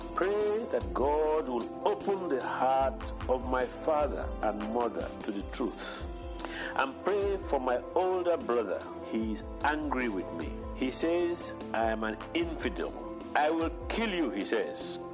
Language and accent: English; Chad; I am a Chadian from Chad.